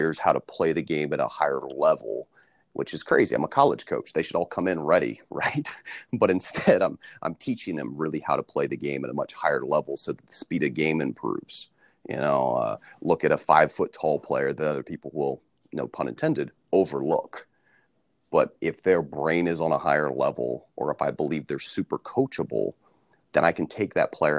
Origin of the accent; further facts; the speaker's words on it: Central Ohio, United States; as a player growing up in Central Ohio when I was young